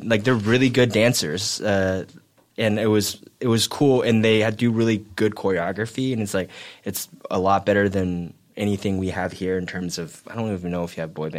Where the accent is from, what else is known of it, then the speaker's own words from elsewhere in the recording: Taiwan; also born or lived in United States; I was born in the States and I moved to Taiwan when I was 9.